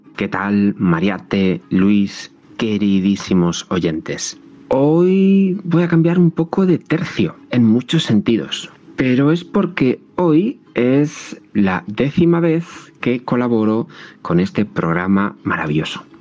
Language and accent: Spanish; Madrid, Community of Madrid, Spain; soy muy madrileño, si cabe eso del muy, porque por parte de madre hasta mis bisabuelos eran de Madrid y por parte de padre mis abuelos